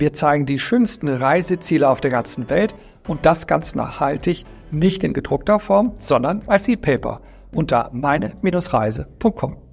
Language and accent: German; Germany; wir als Deutsche